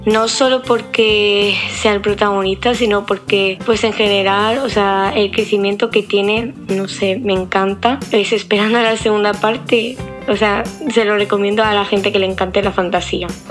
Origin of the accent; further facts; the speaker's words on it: Almería, Andalusia, Spain; de Almería, España